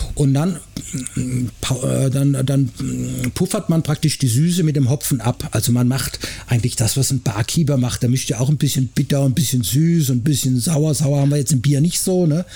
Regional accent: Black Forest, Baden-Württemberg, Germany; moved away as an adult; now in Frankfurt, Germany; Die ersten 18 Jahre meines Lebens habe ich im Schwarzwald verbracht

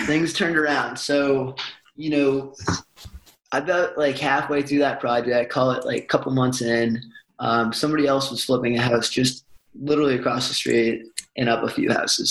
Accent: Boston, Massachusetts, United States; moved away as an adult; also born or lived in Tucson, Arizona; now in Birmingham, United States; grew up in Boston

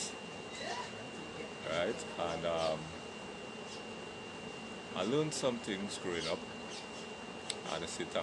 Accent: Port of Spain, Trinidad & Tobago; I grew up in Laventil, Wharton Street. Went to school in Woodbrook, Newton Boys RC School. I had some family in Woodbrook. I grew up there

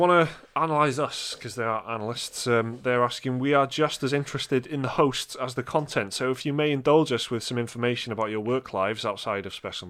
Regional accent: United Kingdom; Because we're British

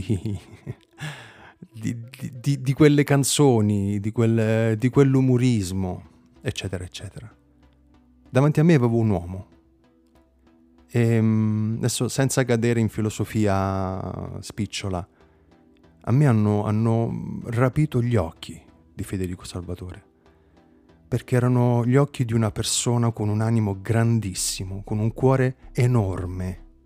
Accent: Campania, Italy; da Campano

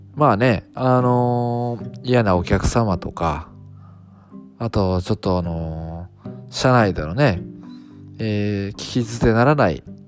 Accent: Fukuoka, Japan; 私地元は福岡なんですよね

